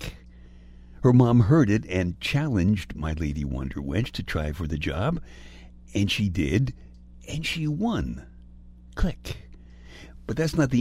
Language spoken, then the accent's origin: English; New York, United States; moved away as an adult; also born or lived in Indianapolis / Boston; I grew up in Brooklyn